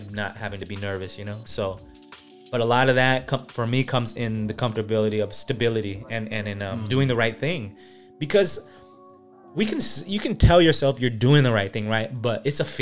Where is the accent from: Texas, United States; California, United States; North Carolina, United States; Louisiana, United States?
California, United States; also born or lived in Philippines; when I moved from the Philippines, it was basically like a New York City, but of California